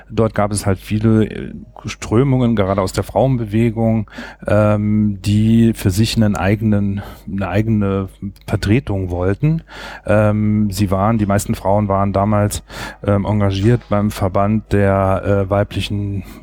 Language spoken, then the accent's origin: German; Saarland, Germany; ich komme aus dem Saarland, bin dort beschäftigt bei der Kreisstadt Saloy